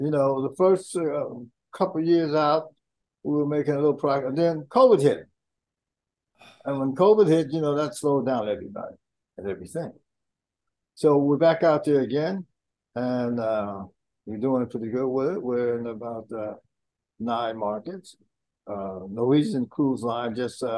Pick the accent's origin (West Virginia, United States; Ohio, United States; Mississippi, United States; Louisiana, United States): Ohio, United States; Youngstown; I'm a Buckeye. You know, I'm from Youngstown, Ohio